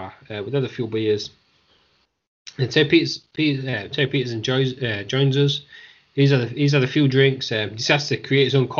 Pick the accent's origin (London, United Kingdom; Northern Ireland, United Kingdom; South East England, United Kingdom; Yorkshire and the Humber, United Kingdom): Yorkshire and the Humber, United Kingdom; Hull; We're all from Hull. In Hull, England, it's where we live. It's where we're all from.